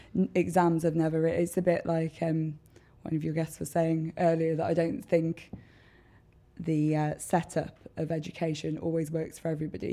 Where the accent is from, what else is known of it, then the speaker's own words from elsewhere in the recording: Worcester, West Midlands, United Kingdom; I grew up in Tolladine.